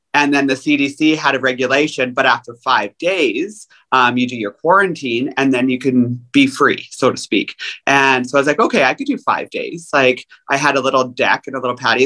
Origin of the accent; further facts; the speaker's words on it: Canada; I'm Canadian